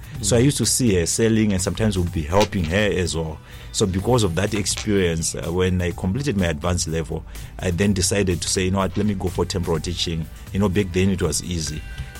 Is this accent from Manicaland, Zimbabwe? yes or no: yes; Nyanga, Manicaland, Zimbabwe; Yes, it's okay. Nyanga South.